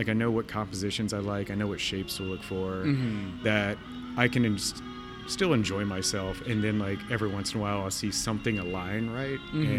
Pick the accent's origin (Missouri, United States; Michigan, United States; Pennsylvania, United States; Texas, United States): Texas, United States; El Campo; moved away as an adult; also born or lived in El Paso; now in Los Angeles, United States; my hometown. I grew up in a town called El Campo.